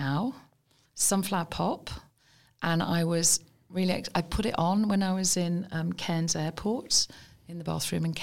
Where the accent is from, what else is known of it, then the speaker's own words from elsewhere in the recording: Birmingham, West Midlands, United Kingdom; moved away as an adult; They don't know I'm from Birmingham. I just don't know I'm from Birmingham.